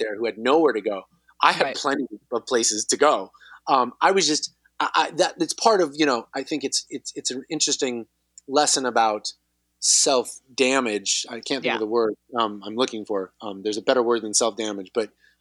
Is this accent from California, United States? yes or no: yes; Southern California, United States; I grew up here in Southern California.